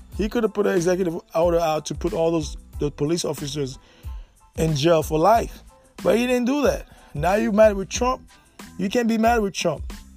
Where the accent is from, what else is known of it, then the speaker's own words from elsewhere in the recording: United States; also born or lived in Jacksonville, Florida; we as American